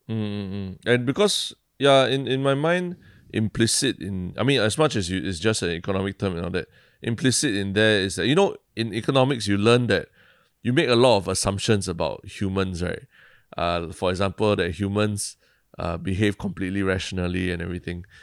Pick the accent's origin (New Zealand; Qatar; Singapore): Singapore; being Singaporean, um, you know, we grew up with a lot of, uh, playing with words like